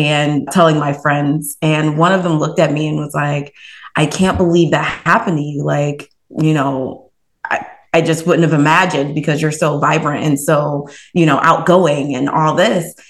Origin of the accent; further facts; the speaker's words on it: Columbus, Ohio, United States; now in Cleveland, United States; I grew up in Columbus, Ohio, and now I am located in Cleveland